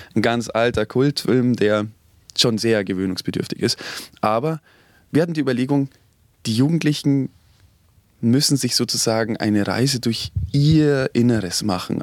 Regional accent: Oberammergau, Bavaria, Germany; ich komme aus Oberammergau

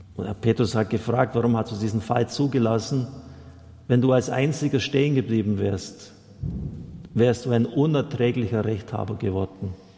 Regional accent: Germany

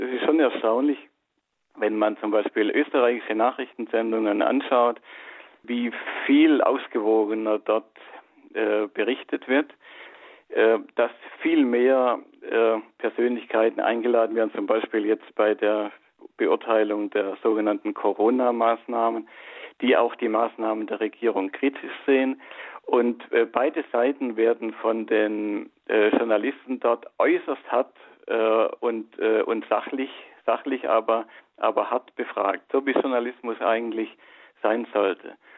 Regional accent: Germany; bei uns in Deutschland

